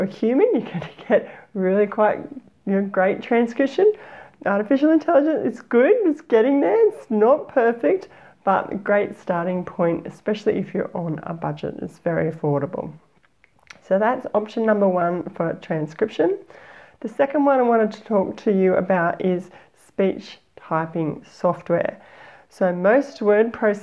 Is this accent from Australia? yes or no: yes; Australia; accent: Aussie; my Aussie accent